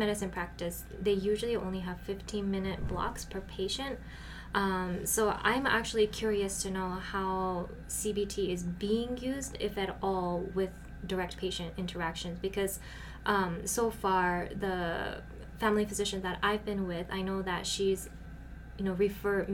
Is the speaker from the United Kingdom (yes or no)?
no; Japan; now in Utah, United States; I am originally from Japan